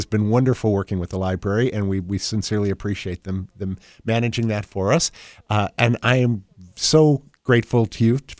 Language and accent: English; near Oneida, New York, United States; now in Delaware County, United States; I grew up not far from Oneida, New York